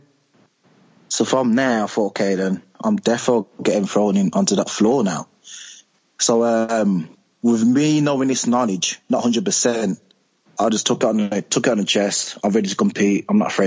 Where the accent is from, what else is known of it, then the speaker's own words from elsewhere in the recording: Birmingham, West Midlands, United Kingdom; I'm from Birmingham, so I've got like a different accent from the rest of the cast members.